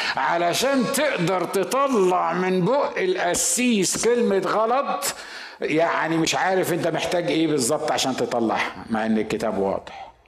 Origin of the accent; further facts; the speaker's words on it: Asyut, Asyut Governorate, Egypt; أنا صعيدي من مدينة اسمها أسيوط